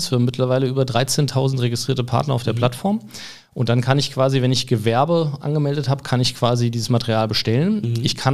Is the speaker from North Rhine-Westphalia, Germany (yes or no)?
no; Hesse, Germany; born there; now in Cologne, Germany; Ja, bin ja selber jetzt schon ein paar Jahre in Köln, eigentlich gebürtiger Hesse, aber mhm.